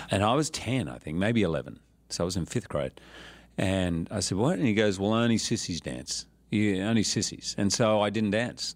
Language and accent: English; Australia; I was born in Australia, but when I was eight, mum left and went back to live in England